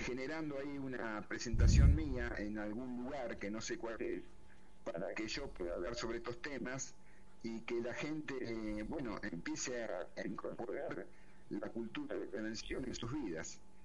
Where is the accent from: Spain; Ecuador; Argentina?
Argentina; moved away as an adult; en el año 91 salí de Argentina